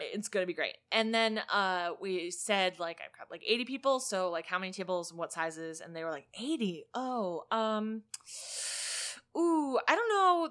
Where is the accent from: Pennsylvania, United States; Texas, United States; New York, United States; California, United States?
Pennsylvania, United States; now in Illinois, United States; Pennsylvania, my home state